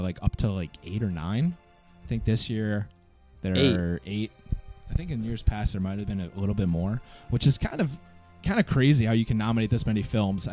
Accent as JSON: {"language": "English", "town": "Boston", "region": "Massachusetts", "country": "United States", "said": "being from Boston"}